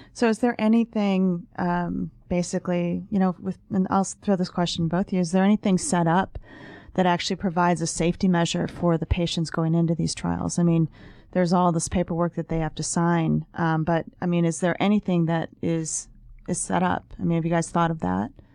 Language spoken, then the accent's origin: English; Ohio, United States; I'm a medical reporter and I'm from Ohio